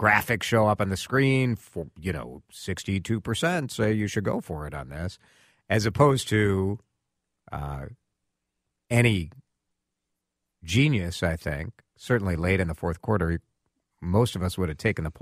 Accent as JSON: {"language": "English", "town": "Chicago", "region": "Illinois", "country": "United States", "tie": "born or raised there", "moved": "yes", "said": "growing up in Chicago"}